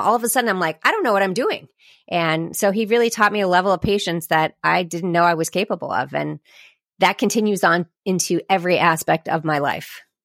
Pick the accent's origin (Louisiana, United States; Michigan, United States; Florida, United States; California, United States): Florida, United States; Sarasota; I am from Sarasota, Florida